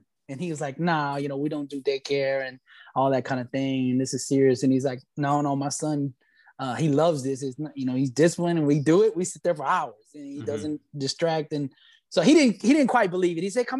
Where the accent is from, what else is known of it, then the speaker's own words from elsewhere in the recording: Alabama, United States; We loved football because I'm from Alabama. That's where I was originally born.